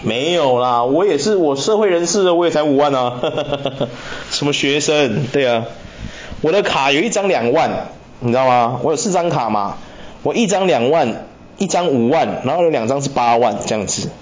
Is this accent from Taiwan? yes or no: yes; Taiwan; 我们台湾人